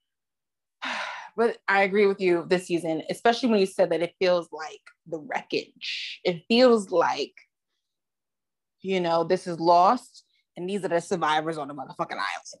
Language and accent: English; New York City, New York, United States; I'm a New Yorker bitch, okay? You know, I've got Bronx, New York on my birth certificate